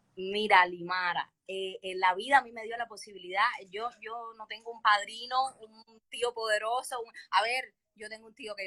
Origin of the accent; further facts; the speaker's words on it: Havana, Cuba; also born or lived in Peru; yo nací en Jesús María y mi madre es una guajira de Pinar de Río